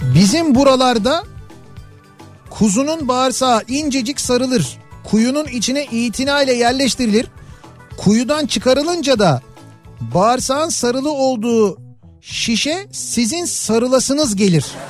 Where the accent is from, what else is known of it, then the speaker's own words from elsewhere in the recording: Istanbul, Turkey; bir İstanbullu olarak